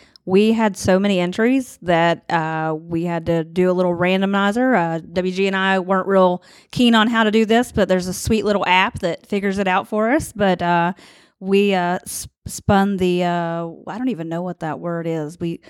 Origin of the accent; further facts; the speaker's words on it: Wayne, West Virginia, United States; Like I'm from Wayne.